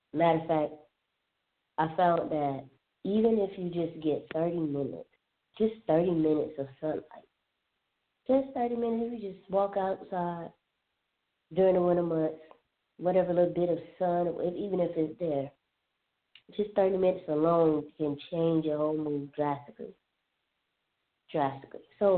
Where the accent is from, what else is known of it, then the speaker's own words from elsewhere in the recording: Alabama, United States; also born or lived in Southern California / Florida; living in SoCal, living in Florida, growing up in Alabama, I've never heard of light therapy.